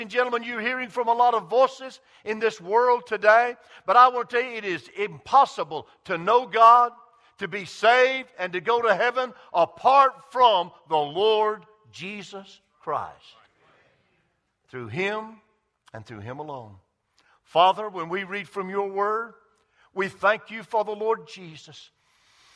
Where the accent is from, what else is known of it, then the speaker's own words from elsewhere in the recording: Greenville, South Carolina, United States; on a mill village where I grew up in Greenville, South Carolina